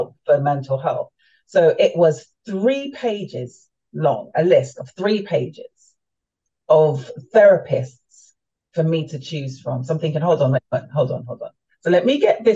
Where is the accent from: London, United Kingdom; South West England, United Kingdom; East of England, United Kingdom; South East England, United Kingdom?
London, United Kingdom; moved away as an adult; also born or lived in Florida, United States / Jamaica; now in Maryland, United States; I was born and raised in London, my family are from the Caribbean. They're from Jamaica